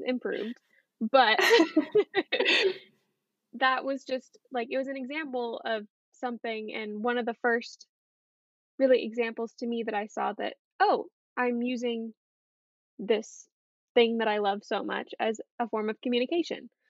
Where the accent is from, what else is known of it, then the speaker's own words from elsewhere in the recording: San Diego, California, United States; moved away as an adult; now in Nashville, United States; I'm from California, San Diego, California